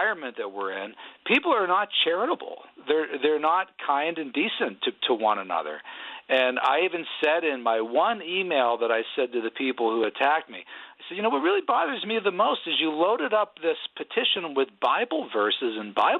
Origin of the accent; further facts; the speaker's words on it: Pennsylvania, United States; I'm from Pennsylvania. I'm a Union guy